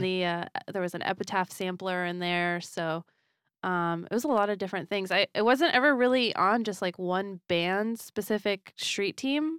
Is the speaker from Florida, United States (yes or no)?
yes; Florida, United States; moved away; I was from Florida